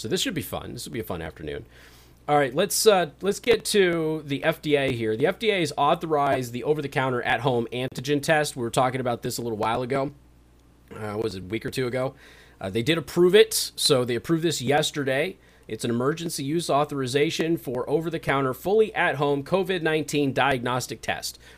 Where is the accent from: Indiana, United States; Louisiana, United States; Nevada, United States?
Nevada, United States; Las Vegas; I'm from Las Vegas